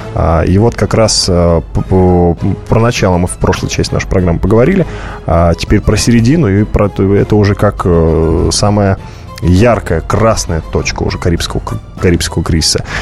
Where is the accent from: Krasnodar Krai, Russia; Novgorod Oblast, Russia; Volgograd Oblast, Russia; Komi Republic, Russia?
Volgograd Oblast, Russia; Volgograd; город-спутник города Волгограда, откуда я родом